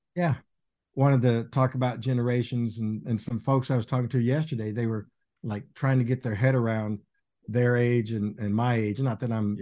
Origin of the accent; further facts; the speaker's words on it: Littlefield, Texas, United States; moved away; I would say Littlefield, Texas